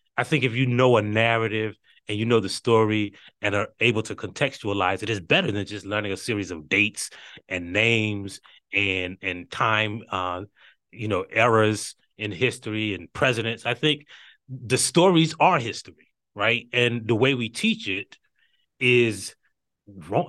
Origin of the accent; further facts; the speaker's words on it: Hartsville, South Carolina, United States; I was, uh, born and raised in Hartsfield, South Carolina